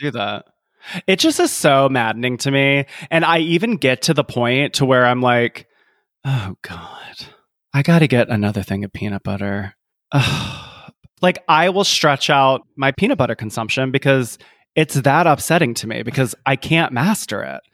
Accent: Columbia, South Carolina, United States; I'm from Columbia, South Carolina, and and USC, University of South Carolina, where I'm from

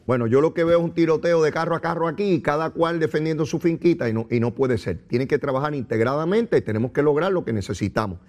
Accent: Puerto Rico; nosotros los puertorriqueños

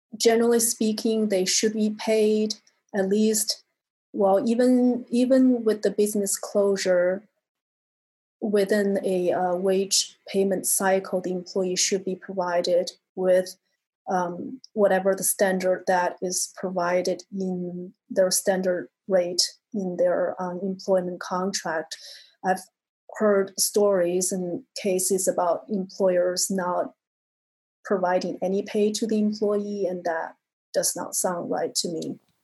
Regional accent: China; moved away; I'm from China originally

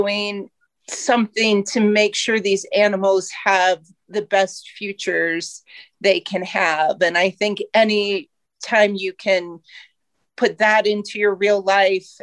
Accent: Ohio, United States; moved away as an adult; now in Colorado, United States; I was born and raised in Ohio

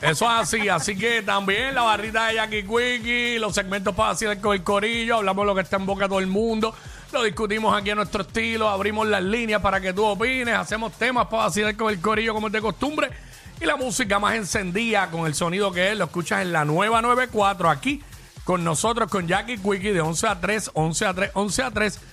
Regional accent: Cabo Rojo, Puerto Rico; yo soy de Cabo Rojo y soy mata con hacha

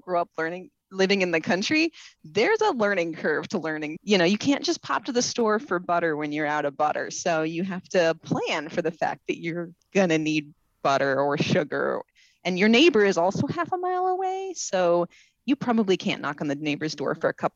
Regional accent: Ames, Iowa, United States; I grew up in Ames, Iowa

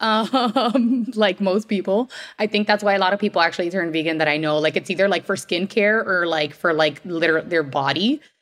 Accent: Miami, Florida, United States; I am born and raised in Miami

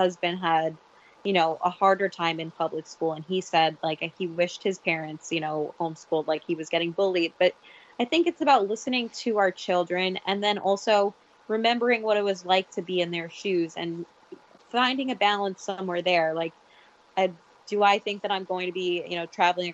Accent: New York, United States; I'm very much a New York girl. Like, I have never been off the East Coast of North America

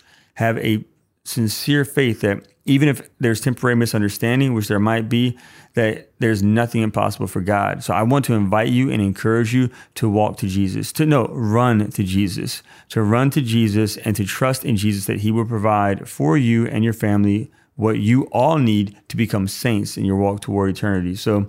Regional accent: Irondale, Alabama, United States; I grew up in Irondale, Alabama, stone's throw away from EWTN, where Mother Angelica started it all.

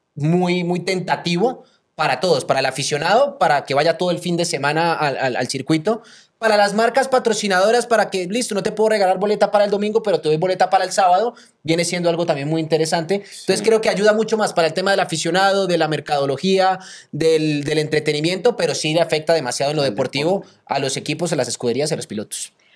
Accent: Colombia; yo como colombiano

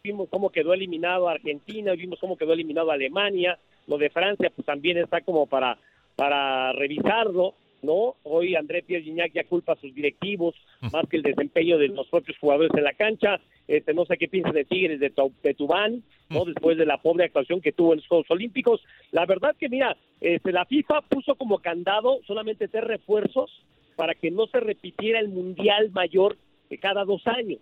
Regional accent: Mexico; soy mexicano

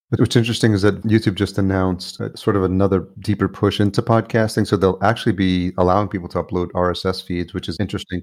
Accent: just outside New York, United States; also born or lived in El Salvador; I grew up in just outside New York and lived in New York City

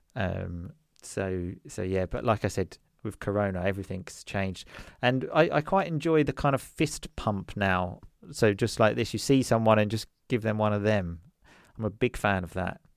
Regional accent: Essex, East of England, United Kingdom; first language English; moved away as an adult; now in Sicily, Italy; I'm originally from Essex, which is a place, um, just outside London

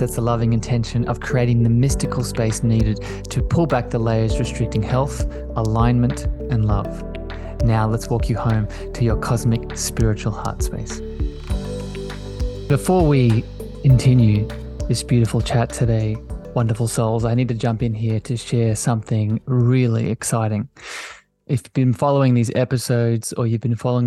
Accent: Australia; If it wasn't obvious by the lovely accent, I'm from Australia. I live down under on the East Coast.

